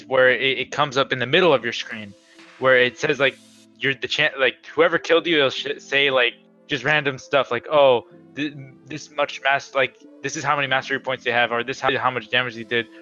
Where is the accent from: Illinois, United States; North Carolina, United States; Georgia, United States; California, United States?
California, United States; Southern; we're both from SoCal